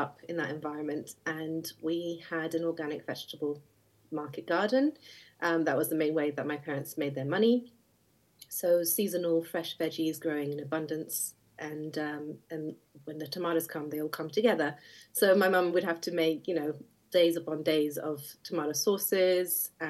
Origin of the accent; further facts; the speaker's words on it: Skiathos, Thessaly, Greece; now in United Kingdom; I was born and raised on Skiathos Island, which is a very small and very green island in the north of the Aegean Sea.